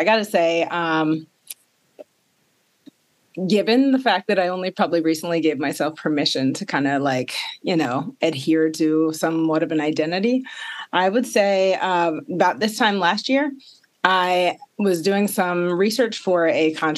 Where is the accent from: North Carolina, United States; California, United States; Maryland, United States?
Maryland, United States; born and raised in Maryland